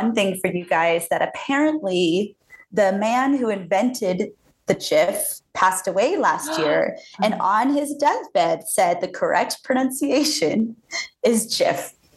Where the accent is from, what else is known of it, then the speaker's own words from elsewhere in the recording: just outside of Jacksonville, Florida, United States; moved away as an adult; also born or lived in West Coast; now in Colorado, United States; I grew up just outside of Jacksonville, Florida, and I went to school at Florida State, and I am a Floridian.